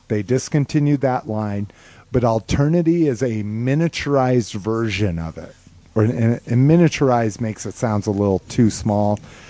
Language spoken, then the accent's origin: English; New Mexico, United States; moved away; growing up in New Mexico